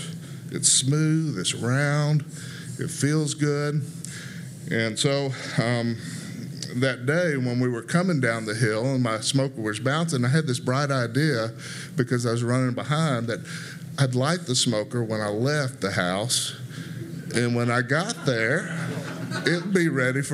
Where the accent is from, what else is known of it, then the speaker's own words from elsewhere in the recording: Memphis, Tennessee, United States; born there; But I was born in Memphis, Tennessee.